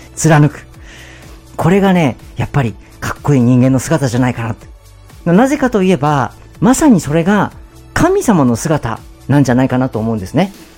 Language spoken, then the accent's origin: Japanese; Miyagi, Japan; born or raised there